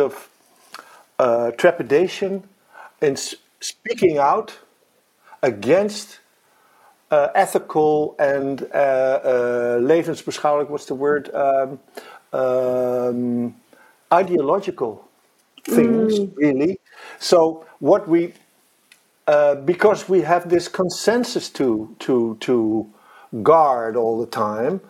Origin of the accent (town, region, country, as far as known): Netherlands